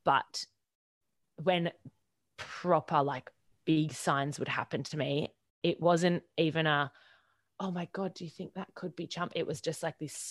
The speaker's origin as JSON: {"language": "English", "region": "Queensland", "country": "Australia", "also_born_or_lived": "Sydney", "said": "I was driving from Sydney up to Queensland back home"}